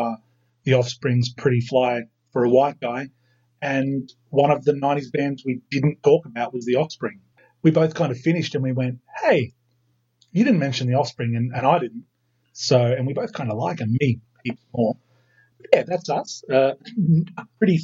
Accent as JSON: {"language": "English", "town": "Lithgow", "region": "New South Wales", "country": "Australia", "tie": "born or raised there", "lives_now": "Sydney, Australia", "said": "I grew up in Lithgow, stayed there for 20 years"}